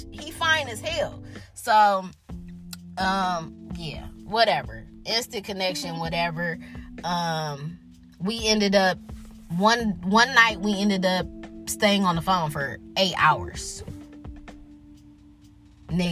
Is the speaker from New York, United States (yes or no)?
no; Detroit, Michigan, United States; I was from Detroit